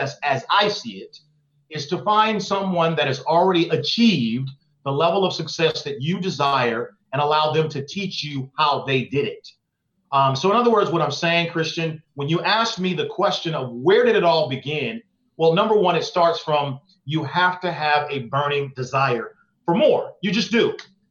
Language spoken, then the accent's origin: English; Oakland, California, United States; I grew up in East Oakland, California